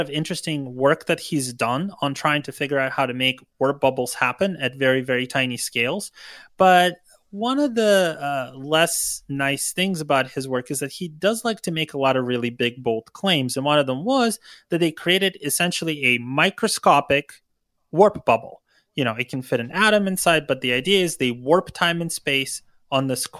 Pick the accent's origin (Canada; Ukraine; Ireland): Ukraine; now in California, United States; I grew up in Ukraine